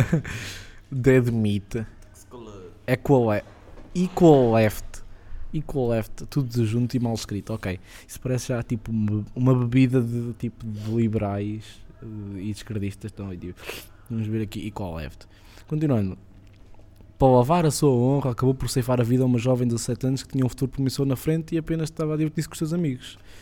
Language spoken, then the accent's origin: Portuguese; Cascais, Lisbon, Portugal; born or raised there